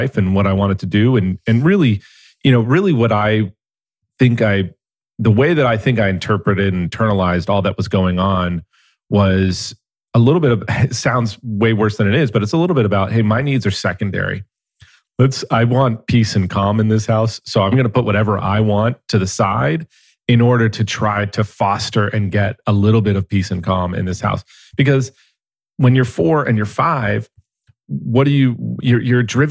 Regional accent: Los Angeles, California, United States; I grew up in San Fernando Valley of Los Angeles

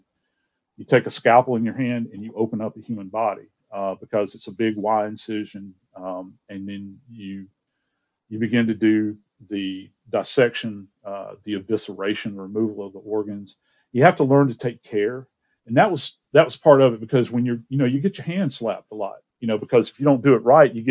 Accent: Georgia, United States; also born or lived in Louisiana; I actually wound up growing up in Georgia.

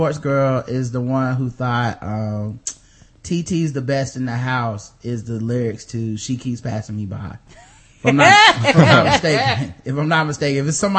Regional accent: Charlotte, North Carolina, United States; I'm from Charlotte, and I've never lived anywhere else.

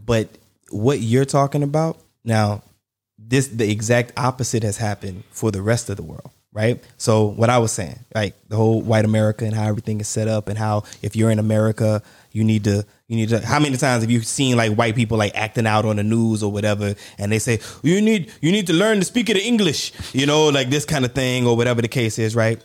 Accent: United States; I'm American, and where I go, you recognize that I'm American

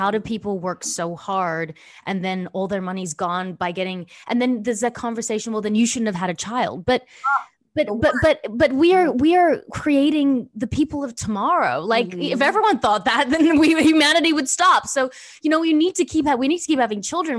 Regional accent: Australia; now in United States; I'm from Australia.

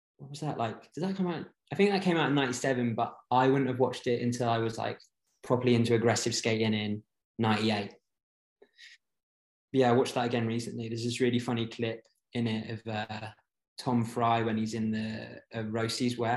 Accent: Jersey; now in London, United Kingdom; So I live in London at the moment, but I'm originally from Jersey in the Channel Islands.

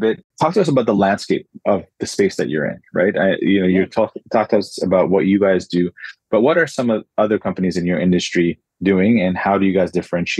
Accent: Ottawa, Ontario, Canada; moved away as an adult; also born or lived in Hong Kong; Yeah, I was born and raised in Ottawa.

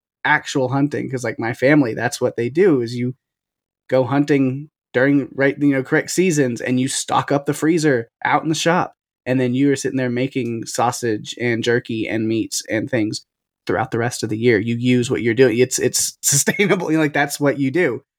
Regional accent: Texas, United States; I'm from Texas. I live in Texas. Got a very southern family.

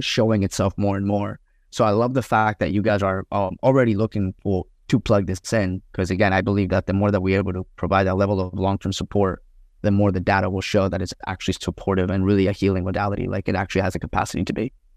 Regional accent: Colombia; I grew up in Columbia

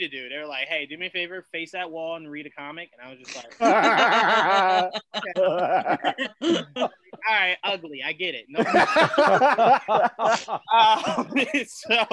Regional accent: Long Branch, New Jersey, United States; I'm from Long Branch

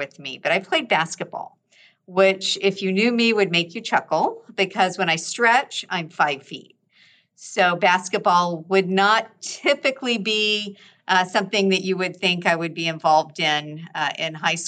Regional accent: Gainesville, Florida, United States; now in Orlando, United States; I was born and raised in Florida

